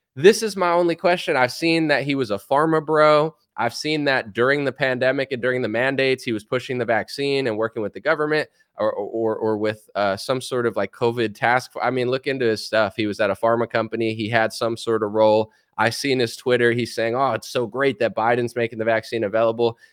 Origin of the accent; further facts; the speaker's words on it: United States; As an American